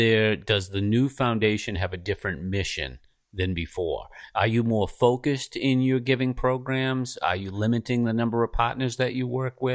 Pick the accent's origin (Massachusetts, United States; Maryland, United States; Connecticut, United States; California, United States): Massachusetts, United States; Boston; talking to 2 Bostonians.